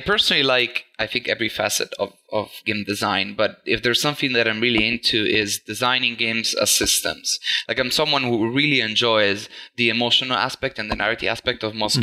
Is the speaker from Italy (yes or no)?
yes; Italy; moved away as an adult; also born or lived in Netherlands; I'm actually from Italy, but I've mm-hmm. moved to the Netherlands uh, four to five years ago